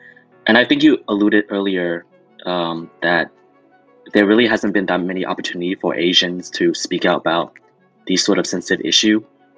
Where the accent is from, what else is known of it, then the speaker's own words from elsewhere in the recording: United States; I'm also a Chinese American.